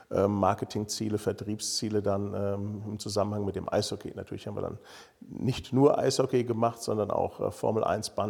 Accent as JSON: {"language": "German", "town": "Königstein", "country": "Germany", "tie": "born there", "said": "Und ich bin hier in Königstein geboren und habe so ein bisschen Lokalpatriotismus im Blut."}